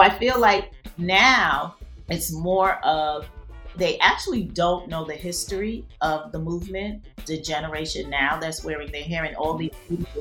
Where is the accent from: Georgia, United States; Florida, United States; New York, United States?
New York, United States; New York City; I was actually born in the Bronx